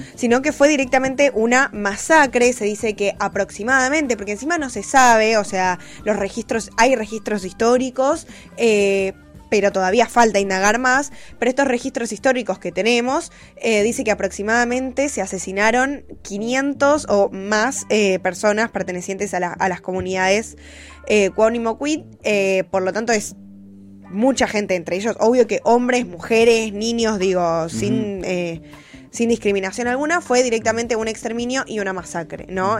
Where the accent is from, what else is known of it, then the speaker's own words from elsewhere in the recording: Argentina; yo soy argentina y no soy ni brasilera, ni chilena, ni boliviana, ni paraguaya, ni española